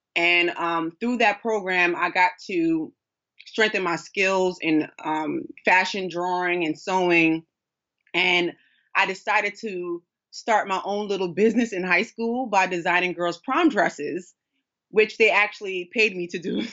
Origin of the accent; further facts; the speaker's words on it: New York City, New York, United States; a daughter of a king, who was born and raised in Brooklyn, New York